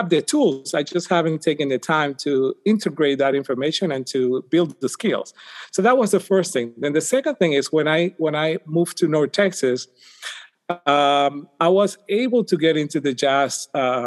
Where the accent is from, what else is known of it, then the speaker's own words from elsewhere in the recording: Puerto Rico; moved away as an adult; now in United States; I'm from Puerto Rico